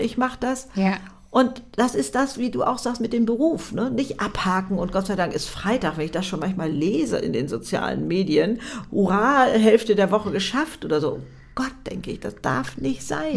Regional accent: Hamburg, Germany; Hamburg ähm, ich äh, meine Heimatstadt sozusagen

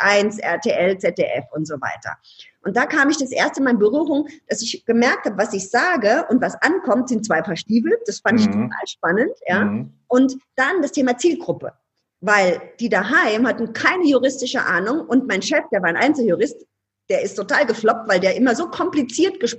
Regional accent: Ludwigshafen, Rhineland-Palatinate, Germany; Ich komme aus Ludwigshafen. Ludwigshafen ist jetzt nicht so die mega coole Stadt, sondern da gibt es BASF, Badische Anilin und Sodafabrik. So. Und ich komme aus einer, aus einer Arbeiterfamilie.

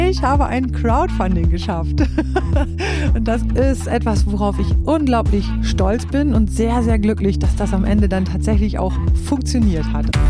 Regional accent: East Frisia, Lower Saxony, Germany; moved away; ich bin ja in Ostfriesland aufgewachsen

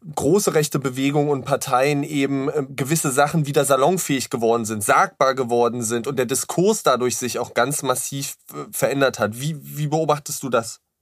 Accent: Saxony-Anhalt, Germany; ich bin ja auch im Osten ähm, aufgewachsen, in Sachsen-Anhalt

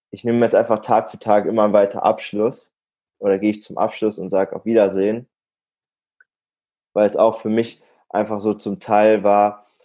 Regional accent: Warendorf, North Rhine-Westphalia, Germany; Also ich, ich komme aus der Nähe, Nähe aus Münster, aus Warendorf, komme ich ursprünglich und dort wohne ich aktuell auch noch

